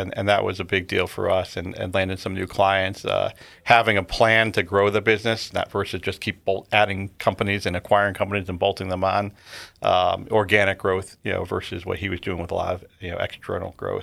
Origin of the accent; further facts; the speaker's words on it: Connecticut, United States; born and raised in Connecticut, lived here, uh, all fifty-two years of my life